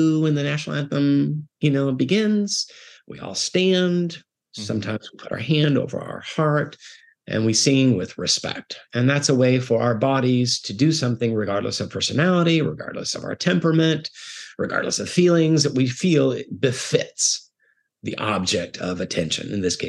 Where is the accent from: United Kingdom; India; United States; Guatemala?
Guatemala; I was raised in the Bible church world. I grew up in Guatemala, which is a predominantly Roman Catholic world.